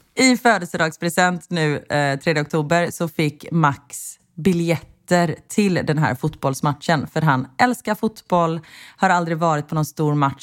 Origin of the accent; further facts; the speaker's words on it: Sweden; now in Belgium; vi är svenskar